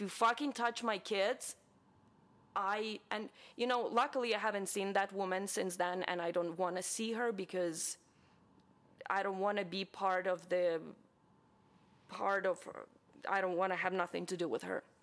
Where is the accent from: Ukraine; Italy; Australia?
Ukraine; now in United States; I am from Ukraine, obviously, and I'm very proud to be from Ukraine